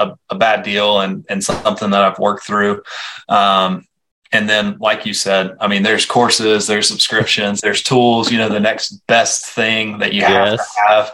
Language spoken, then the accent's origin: English; Western North Carolina, United States; I'm from Western North Carolina